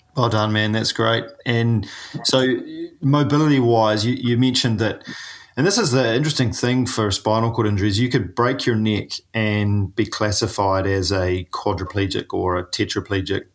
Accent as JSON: {"language": "English", "country": "New Zealand", "said": "I'm a paraplegic from New Zealand"}